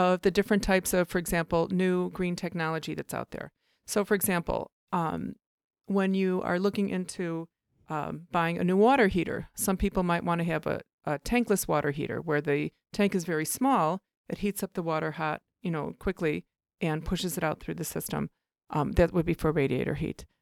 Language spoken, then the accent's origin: English; Oak Park, Illinois, United States; also born or lived in Chicago, Illinois; I grew up in Elmwood Park and Oak Park